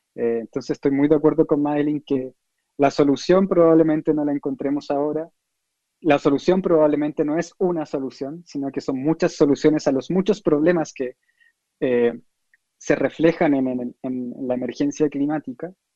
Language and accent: Spanish; Chile; yo que soy chileno